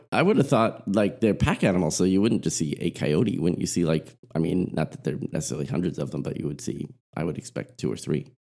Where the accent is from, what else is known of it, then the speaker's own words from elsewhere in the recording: Southern California, United States; where I grew up in Southern California